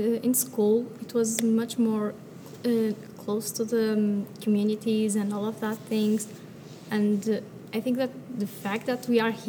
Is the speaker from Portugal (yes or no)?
yes; Portugal; I'm from Portugal, and I'm 17